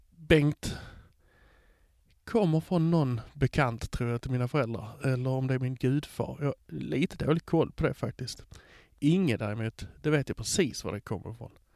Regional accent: Hör, Skåne, Sweden; also born or lived in Malmö; jag kommer från Hör

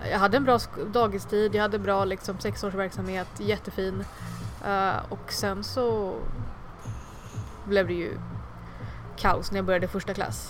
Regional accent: Sweden; also born or lived in Chennai, India; jag är ju svensk mm. och jag har ursprung från Indien

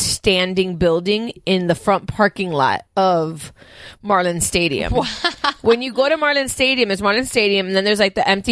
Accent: Miami, Florida, United States; born or raised there

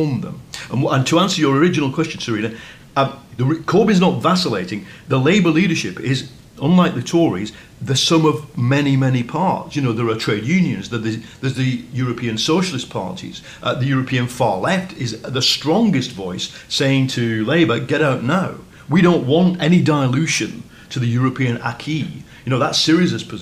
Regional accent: England, United Kingdom; I find myself as an English person

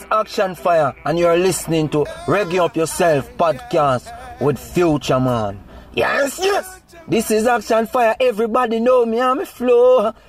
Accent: Springfield, Saint Mary, Jamaica; you know. I was born in St. Mary in a little district called Springfield, you know, along Guys Hill.

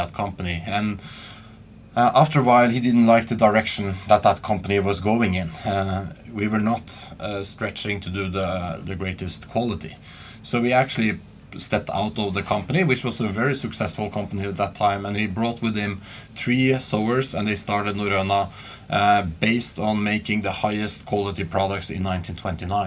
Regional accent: Asker and Bærum, west of Oslo, Akershus, Norway; I grew up right outside Oslo, west of Oslo, called Asker and Bærum

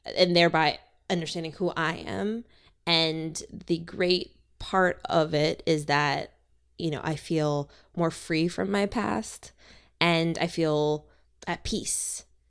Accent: Minnesota, United States; now in Los Angeles, United States; From my home in Los Angeles, to where I grew up in Minnesota

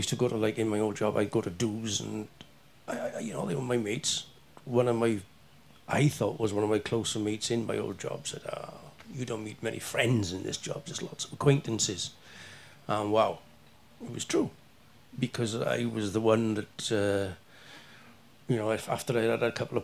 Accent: Wales, United Kingdom

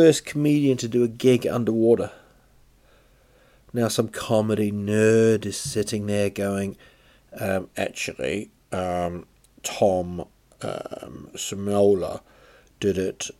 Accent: Rotorua, Bay of Plenty, New Zealand; moved away; also born or lived in England; It's in Rotorua. It's my hometown, really. I was born in England, but this is where I went to school and stuff in New Zealand.

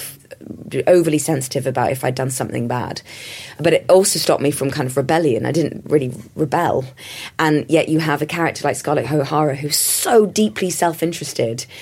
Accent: London, United Kingdom; me growing up in London in the 80s

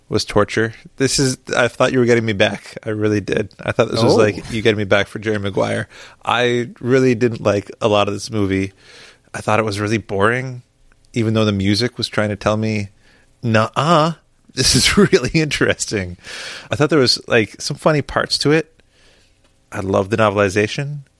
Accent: Canada; We're Canadian.

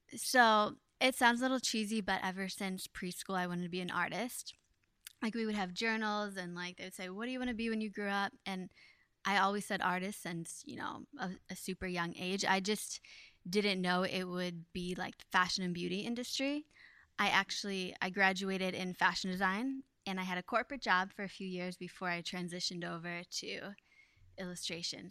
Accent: Ohio, United States; now in New York, United States; I like growing up in Ohio because it wasn't so busy

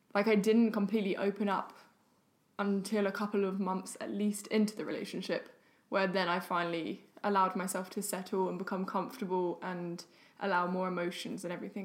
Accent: London, United Kingdom; moved away as an adult; now in Sweden; I've only been in mm. Sweden for like eight months roughly to live with my hmm. boyfriend, and I'm from London

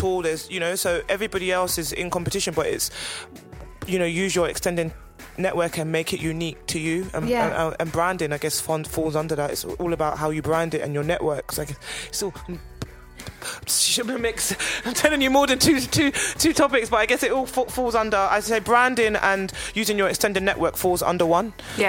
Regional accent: London, United Kingdom; I'm very lucky that I am from London and I do have a lot of close-knit creative girlfriends.

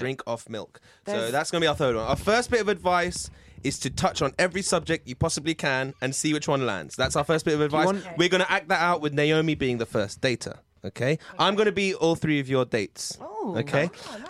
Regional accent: England, United Kingdom; I'm English

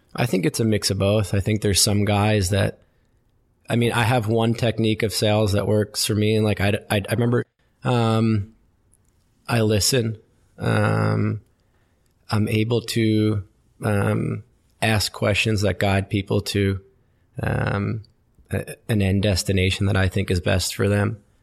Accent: Westfield, New Jersey, United States; I grew up in New Jersey, uh, in a town called Westfield.

